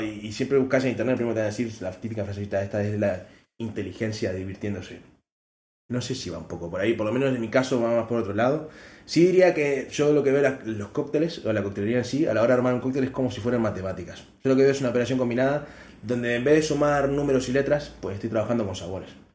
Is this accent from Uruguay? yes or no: yes; Uruguay; moved away; lo que extraño de Uruguay es la Fanta pomelo que acá no hay